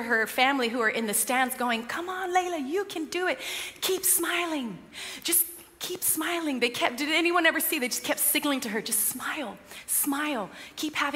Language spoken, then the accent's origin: English; United States; now in United Kingdom; I'm American